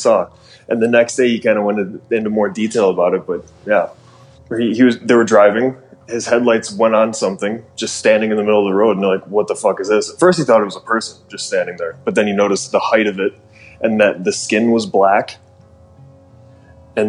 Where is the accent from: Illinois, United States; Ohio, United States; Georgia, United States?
Illinois, United States; Streamwood; I'm from Chicago, originally from Streamwood, which is a suburb of Chicago